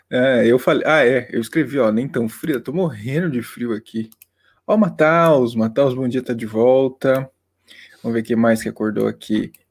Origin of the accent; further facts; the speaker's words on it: South Region, Brazil; Ó, Luiz, eu sou do Sul, mas prefiro me abster para evitar a babaquice.